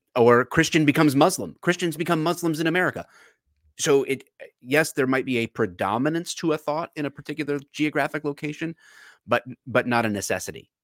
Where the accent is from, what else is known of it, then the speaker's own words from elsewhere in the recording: Detroit, Michigan, United States; I'm from the Metro Detroit area